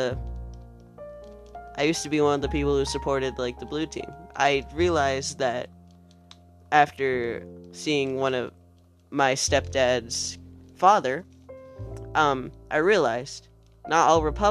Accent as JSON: {"language": "English", "country": "United States"}